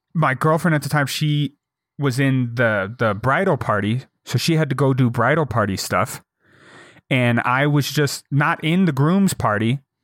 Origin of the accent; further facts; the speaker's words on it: St. Louis, Missouri, United States; I was born in Saint Louis